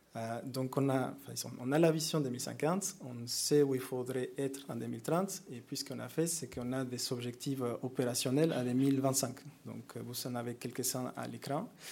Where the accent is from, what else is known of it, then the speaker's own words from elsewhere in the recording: Mexico; French is a second language; moved away; moi je viens du Mexique. Donc vous m'excusez avec l'accent